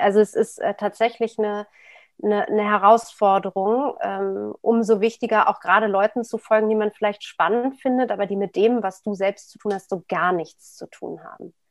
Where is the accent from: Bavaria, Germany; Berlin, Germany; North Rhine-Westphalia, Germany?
Berlin, Germany; ich bin in West-Berlin geboren. Ähm, was wie eine Insel damals war